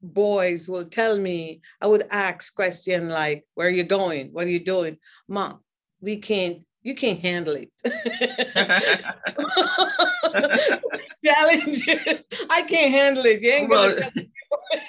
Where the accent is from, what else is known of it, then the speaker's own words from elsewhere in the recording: Jamaica; Mind you, I'm from Jamaica.